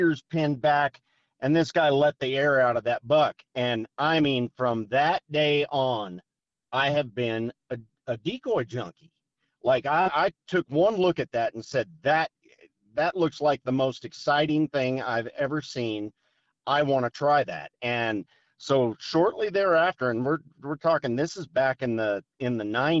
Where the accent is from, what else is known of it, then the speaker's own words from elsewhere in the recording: Colorado, United States; I grew up out here in Colorado.